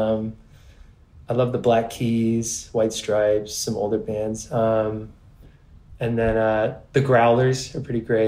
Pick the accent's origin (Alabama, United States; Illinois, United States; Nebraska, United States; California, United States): California, United States; I grew up in California